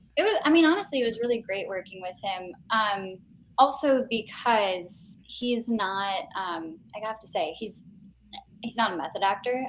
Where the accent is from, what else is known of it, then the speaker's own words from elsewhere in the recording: Chicago, Illinois, United States; I was born in the city, and then technically grew up in a suburb, and then moved back